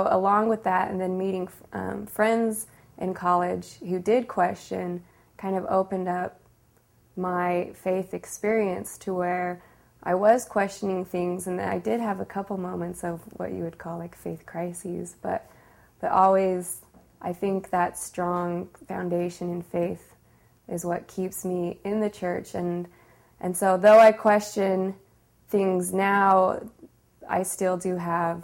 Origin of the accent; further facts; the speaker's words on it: Sandy, Utah, United States; I grew up in Sandy, Utah, and lived in the same house my whole life until I got married.